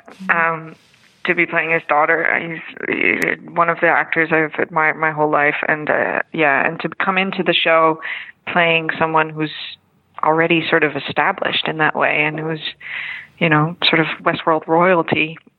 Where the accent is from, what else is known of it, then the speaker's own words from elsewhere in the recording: Netherlands; English is a second language; I'm from Holland, so this is all fake, you know, all the American stuff is fake.